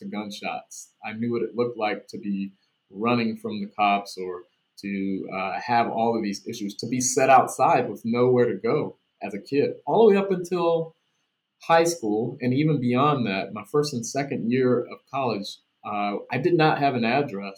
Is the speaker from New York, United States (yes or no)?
no; Washington, District of Columbia, United States; also born or lived in Nebraska; now in Washington State, United States; I grew up in Washington, D.C., a rough upbringing, homeless, two parents who were addicts